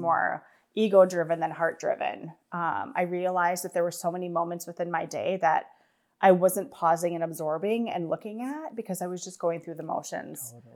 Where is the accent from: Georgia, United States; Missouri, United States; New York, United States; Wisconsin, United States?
Wisconsin, United States; I was born and raised in Wisconsin